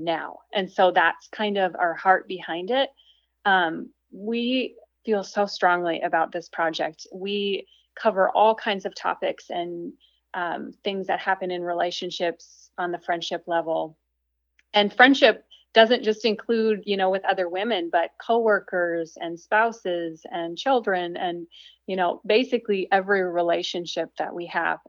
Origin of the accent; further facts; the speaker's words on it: Minnesota, United States; I'm from Minnesota, and so I grew up in a small town that was basically everyone looked like me